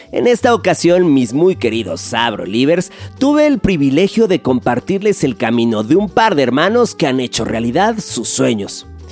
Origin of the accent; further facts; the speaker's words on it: Mexico; somos mexicanos